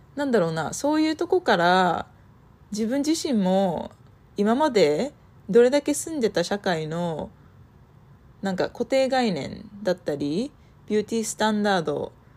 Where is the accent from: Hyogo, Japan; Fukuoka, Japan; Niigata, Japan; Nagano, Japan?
Nagano, Japan; moved away as an adult; also born or lived in Santa Barbara, California, United States / Germany; now in United States; 私は生まれも育ちも長野県で、あの、山に囲まれた田舎暮らしで育ちました。